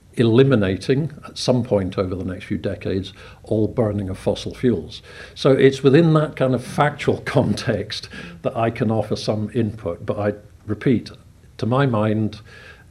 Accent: Scotland, United Kingdom; now in Isle of Man; I come from Scotland

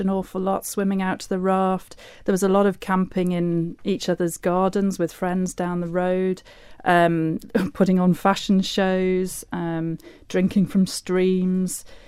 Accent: Laxey, Isle of Man; I grew up in Laxey

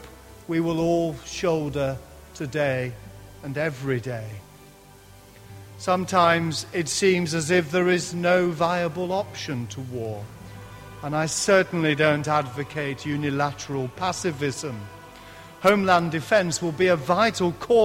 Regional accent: Lancashire, North West England, United Kingdom; accent: Lancashire; my Lancashire accent

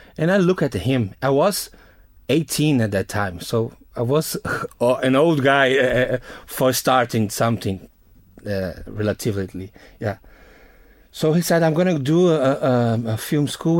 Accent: Northeast Region, Brazil; English is a second language; moved away; my hometown, is a, a, a place, Northeast Brazil

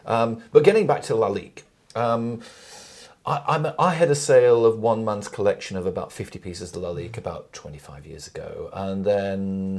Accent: Nelson, North West England, United Kingdom; Tiffany, because growing up in Nelson, nearby is the town of Accrington. Accrington fits strategically between Burnley and Blackburn.

